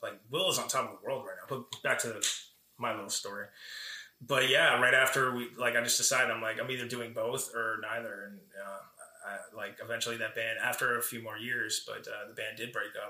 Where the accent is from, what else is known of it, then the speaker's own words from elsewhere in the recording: Paramus, New Jersey, United States; also born or lived in Bronx, New York / Los Angeles; I've grown up in Paramus most of my life